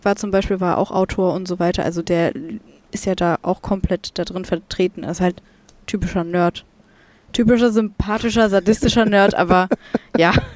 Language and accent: German; Germany; ich komme aus Deutschland